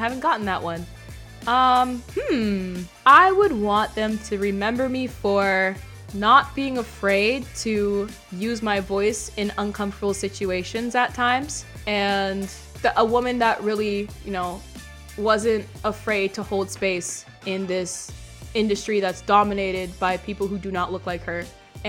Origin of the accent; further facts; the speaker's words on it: Jamaica; we were not directly related, but we're both Jamaican, so there's that.